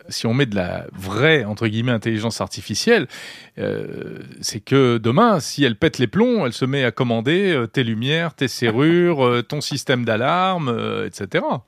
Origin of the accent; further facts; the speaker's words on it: France; Chez nous, en France